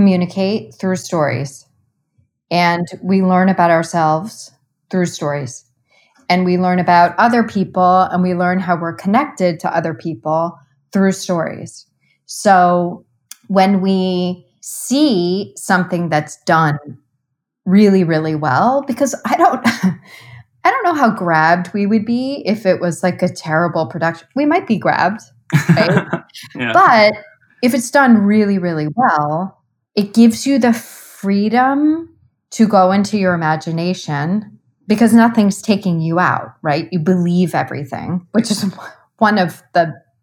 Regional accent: Cleveland, Ohio, United States; I grew up in Cleveland, Ohio

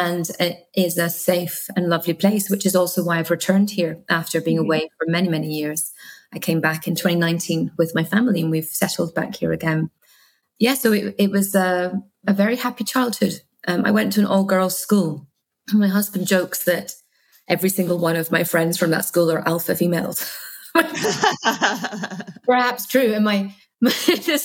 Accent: Guernsey; also born or lived in Scotland; So I was born in Scotland, but we moved to Guernsey in the Channel Islands when I was two.

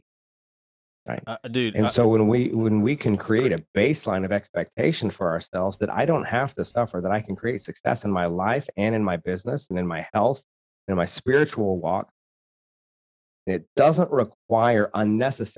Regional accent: rural Oklahoma, United States; I'm from rural Oklahoma

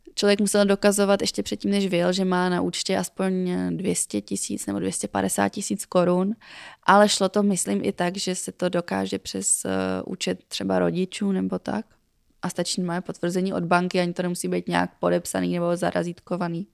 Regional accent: Czechia; U nás je jako populární spíš kuřecí prso

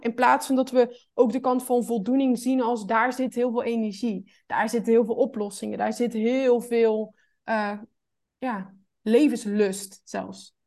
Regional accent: North Brabant, Netherlands; Ik kom uit Brabant

